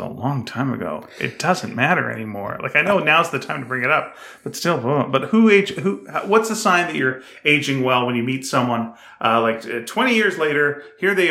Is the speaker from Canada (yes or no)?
yes; Canada; I'm Canadian